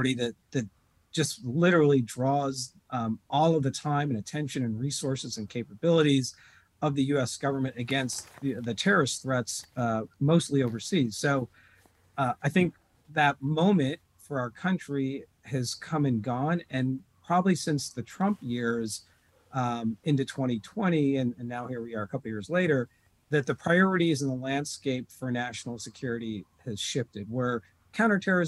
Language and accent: English; Detroit, Michigan, United States; as an American Muslim growing up in Metro Detroit in the 70s and 80s